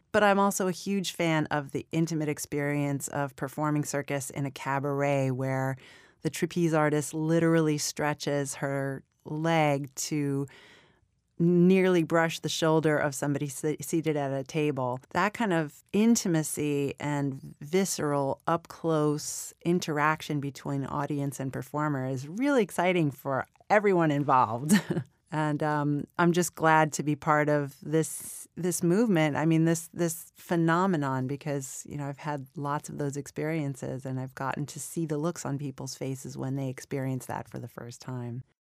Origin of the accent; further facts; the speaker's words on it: New York City, New York, United States; I was born in Flushing, New York. I was raised in Queens, and when I was in middle school, my family bought a crazy Catskills resort. And we moved upstate